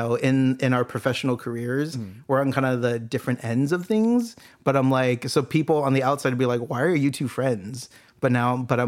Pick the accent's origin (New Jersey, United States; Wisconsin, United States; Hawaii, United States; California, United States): California, United States; Santa Ana; moved away as an adult; now in Long Beach, United States; I grew up in Santa Ana